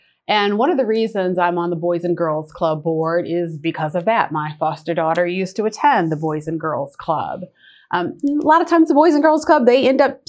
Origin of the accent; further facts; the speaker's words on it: Wisconsin, United States; born there; moved away as an adult; now in Lawrenceville, United States; Well, I was born in Wisconsin and I moved here 26 years ago. So that means I am a Georgia peach.